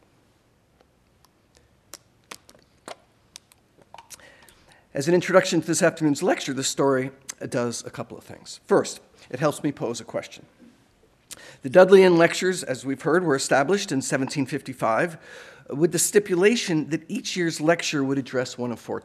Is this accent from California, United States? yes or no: no; Providence, Rhode Island, United States; moved away; also born or lived in Vermont; growing up in Providence, Rhode Island, and in Vermont